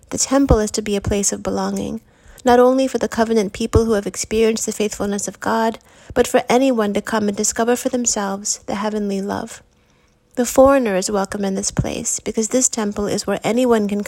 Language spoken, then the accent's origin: English; Seiad Valley, California, United States; My hometown is along the Klamath River in Northern California. I've written in the Eighth Day column about some of the history of the area. Seiad Valley, where I grew up, is a former logging town with fewer than 300 people.